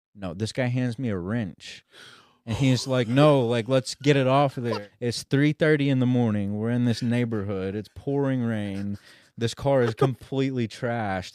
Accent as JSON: {"language": "English", "town": "Sapulpa", "region": "Oklahoma", "country": "United States", "also_born_or_lived": "California", "moved": "as an adult", "said": "I'm from Sepulpa"}